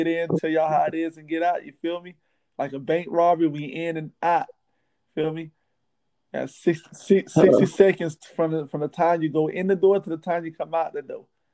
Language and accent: English; Miami, Florida, United States; I'm from Miami.